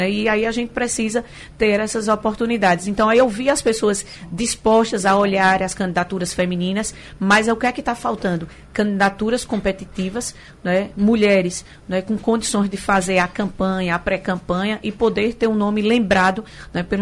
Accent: São Bento do Una, Pernambuco, Brazil; lá da cidade de São Bento do Una.

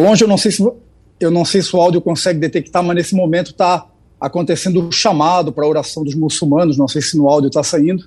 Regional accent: Camboriú, Santa Catarina, Brazil; eu sou de Camboriú, Santa Catarina

